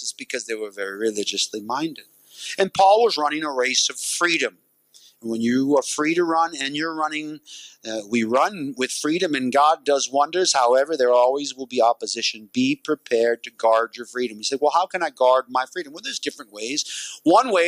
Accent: United States; as an American

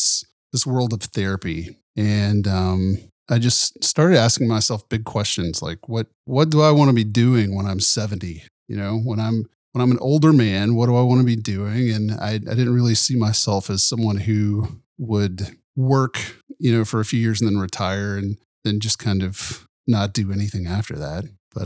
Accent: Nashville, Tennessee, United States; I grew up in Nashville and toured as a musician for a few years before getting off the road

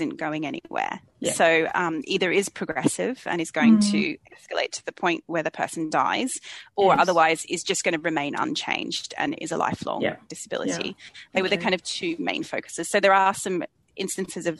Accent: Australia; moved away as an adult; now in London, United Kingdom; I was born and raised in Australia, but I've been living in London for about 20 years now

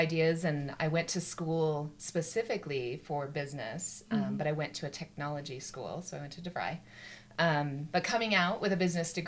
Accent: Utah, United States; I grew up in Utah

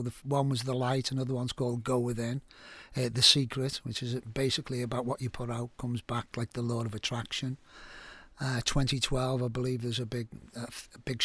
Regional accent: Liverpool, North West England, United Kingdom; I'm from Liverpool, you probably tell I've got an accent. And I grew up in a rough area

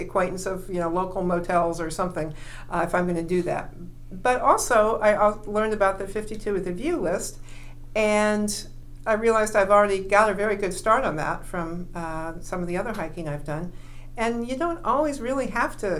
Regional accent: Indiana, United States; moved away; also born or lived in Illinois; I grew up in Indiana in the Midwest

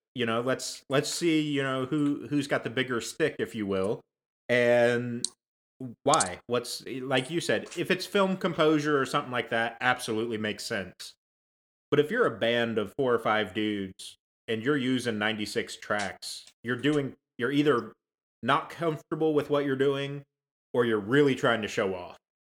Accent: United States; I'm I'm a lifetime American. I was born and raised here

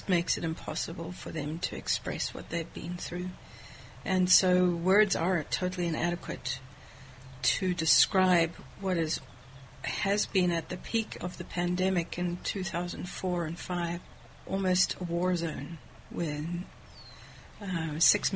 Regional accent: South Africa; moved away as an adult; I'm from South Africa

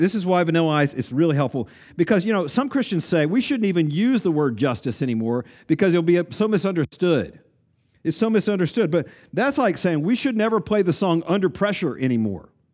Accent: East Tennessee, United States; I grew up in East Tennessee

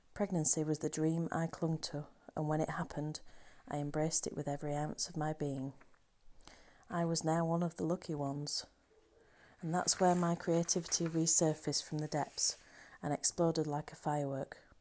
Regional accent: Halifax, Yorkshire and the Humber, United Kingdom; my hometown of Halifax

